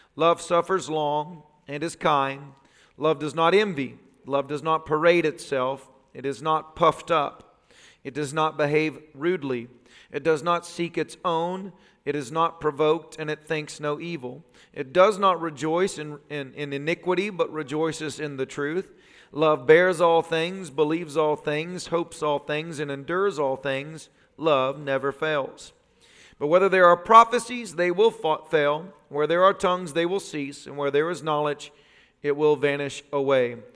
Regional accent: the South, United States; growing up in the South

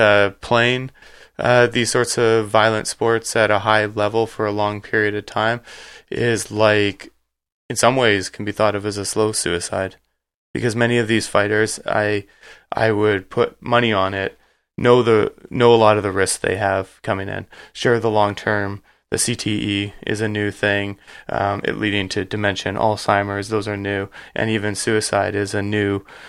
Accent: Canada; I called it in my research hanging up the skates because we're Canadian.

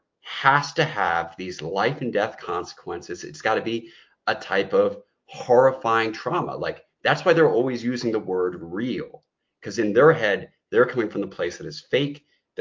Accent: United States; we're Black American

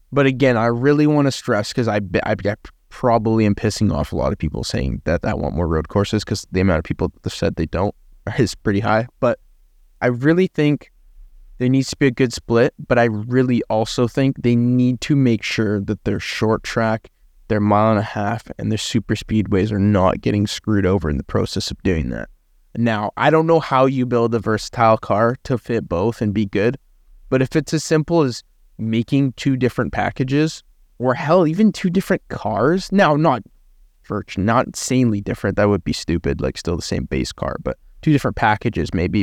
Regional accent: Canada; as a Canadian

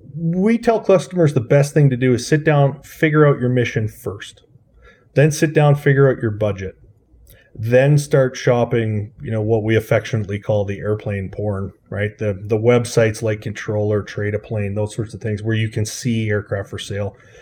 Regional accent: Swift Current, Saskatchewan, Canada; I grew up in Saskatchewan in, uh, a town called Swift Current

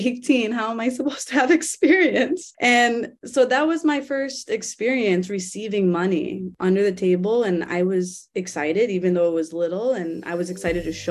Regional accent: Cleveland, Ohio, United States; So that's actually where I grew up. I was born in Cleveland

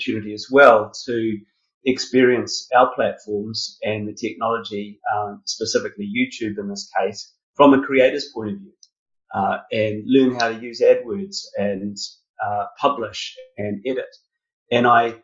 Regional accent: New Zealand; moved away as an adult; also born or lived in United Kingdom; I grew up in New Zealand.

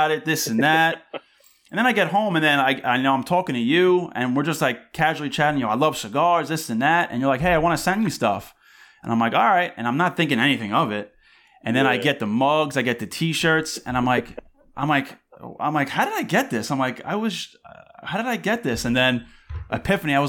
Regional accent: Long Island, New York, United States; now in Westchester, United States; I'm originally from Long Island.

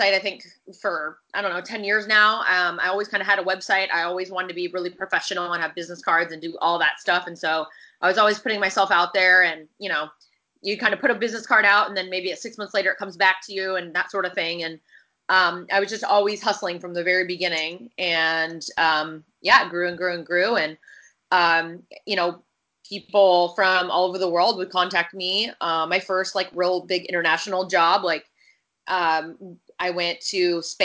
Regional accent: Washington, United States; moved away as an adult; also born or lived in Los Angeles; I'm from Washington State

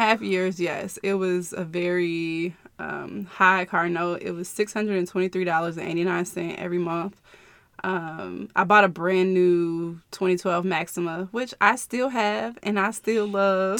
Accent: Chicago, Illinois, United States; I am from the Chicagoland area

